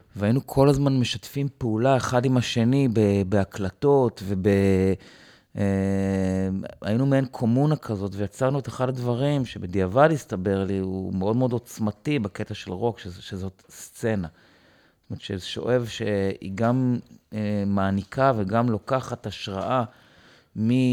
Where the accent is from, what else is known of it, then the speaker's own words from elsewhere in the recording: Givat Brenner, Central District, Israel; אני בא מקיבוץ גבעת ברנר